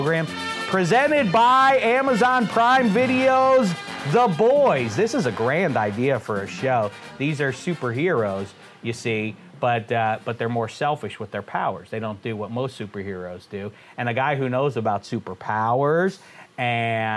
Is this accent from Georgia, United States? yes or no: no; Wilkinsburg, Pennsylvania, United States; now in Hollywood, United States; We're two handsome devils with beards from Pittsburgh. And now we landed in Hollywood